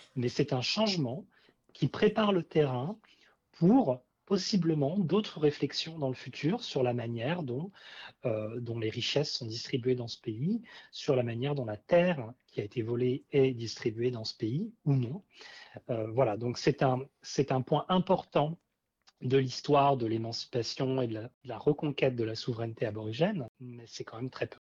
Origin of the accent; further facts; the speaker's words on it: France; en tant que Français